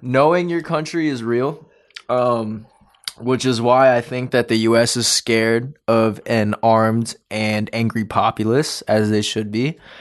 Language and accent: English; United States; being American